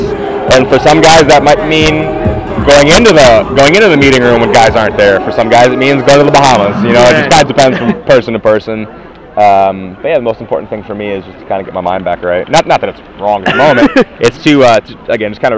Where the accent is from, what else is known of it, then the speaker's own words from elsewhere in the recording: Midwest, United States; I grew up in the Midwest